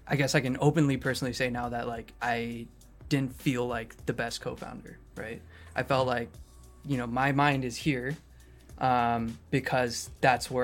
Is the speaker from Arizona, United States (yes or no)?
yes; Phoenix, Arizona, United States; now in California, United States; I was born in Phoenix, Arizona